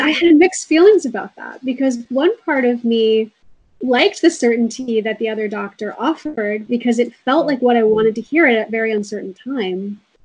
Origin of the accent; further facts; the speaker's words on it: Rockland County, New York, United States; also born or lived in Brooklyn, New York; I was raised mostly in Rockland County and I grew up on an organic farm